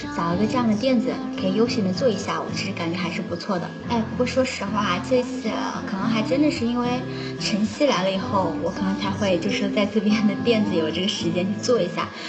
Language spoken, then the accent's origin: Chinese; Wuhan, Hubei, China; 我作为一个武汉人，真心的没有去过黄鹤楼